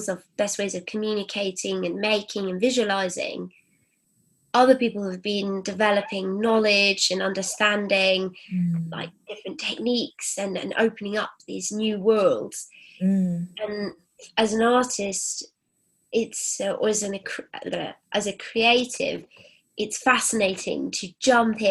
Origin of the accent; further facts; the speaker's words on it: Cornwall and Wiltshire, South West England, United Kingdom; moved away as an adult; also born or lived in Rome; So I grew up sort of between Cornwall and Wiltshire in the countryside. So it was very English